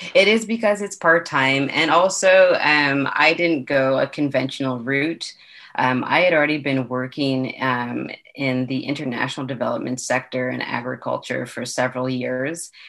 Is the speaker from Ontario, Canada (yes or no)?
yes; Toronto, Ontario, Canada; I'm from Toronto